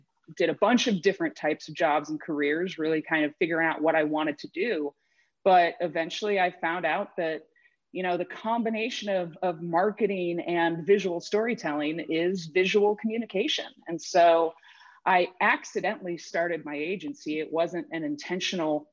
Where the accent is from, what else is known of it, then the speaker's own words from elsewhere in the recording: Cleveland, Ohio, United States; moved away as an adult; now in Seattle, United States; I grew up outside of Cleveland, Ohio